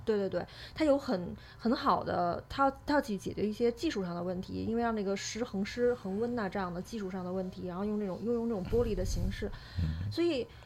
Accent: Beijing, China; 作为我也是一个北京人

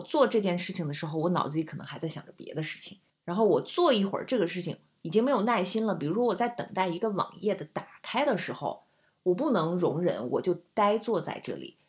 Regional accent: China; 我们中国人

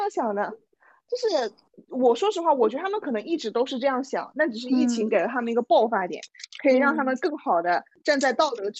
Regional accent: China; moved away; 因为我是一个中国人而在国外受到任何的优待。

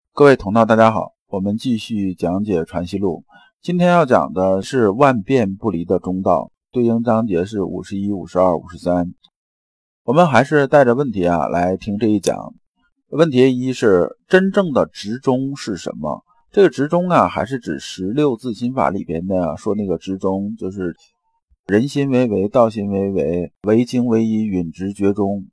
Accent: China; 我们中国人呐，这种入世啊

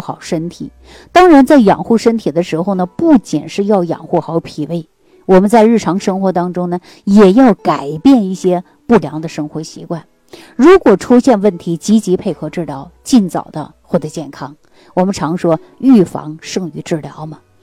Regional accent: Northeast China, China; 对我们东北人来讲

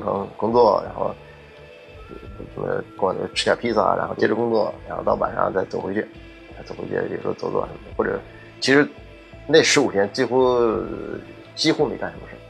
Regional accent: Nanjing, Jiangsu, China; 我是南京的

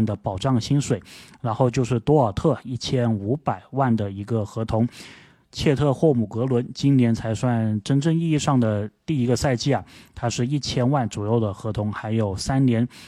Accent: Guangdong, China; accent: Guangdong accent; 我这广东口音

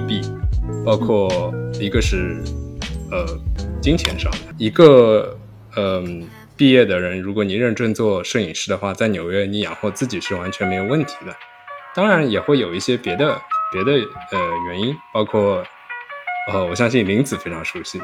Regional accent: Shanghai, China; moved away as an adult; also born or lived in Germany / Ithaca, United States; now in New York, United States; 我是在上海长大，然后， 嗯， 我到了德国读本科。经过四年， 呃， 在德国的经历之后，我就来到了美国。 首先我是在美国的一个小乡村，伊萨卡。然后毕业之后，然后我就来到了纽约

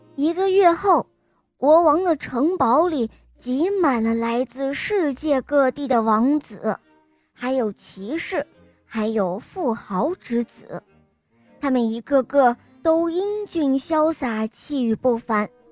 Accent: Chengdu, Sichuan, China; 我今年六岁半，我来自成都

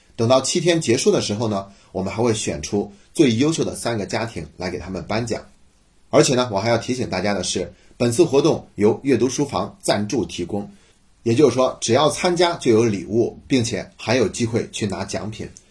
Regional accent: China; 我们中国人

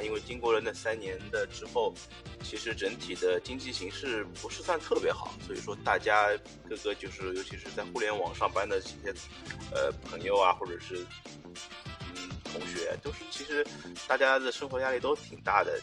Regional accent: Shanghai, China; 我小时候在上海生活

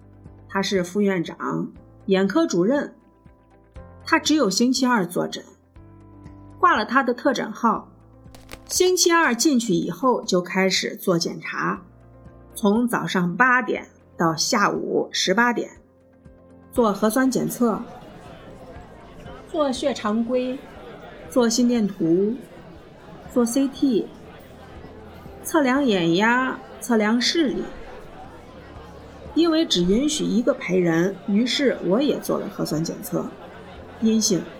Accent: Shaanxi, China; 对我们陕西这边做白内障手术，好像是医保有规定，一次只能做一只。

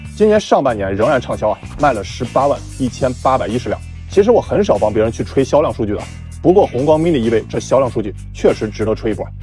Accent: China; 我们中国人

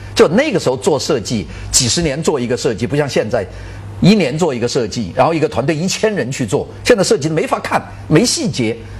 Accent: China; 我们中国人

